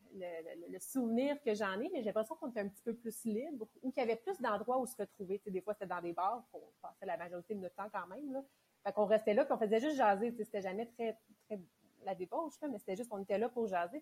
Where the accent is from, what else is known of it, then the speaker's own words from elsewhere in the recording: Mont-Saint-Hilaire, Quebec, Canada; Mont-Saint-Hilaire. Fait que c'est en banlieue de, de Montréal. Moi, j'ai grandi là vraiment de, quand je suis née jusqu'à dix-huit ans